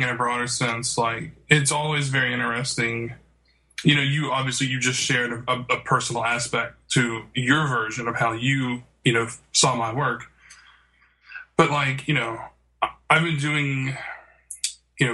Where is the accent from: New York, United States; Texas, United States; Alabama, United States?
Alabama, United States; Birmingham; I have lived every day of my life in Birmingham, Alabama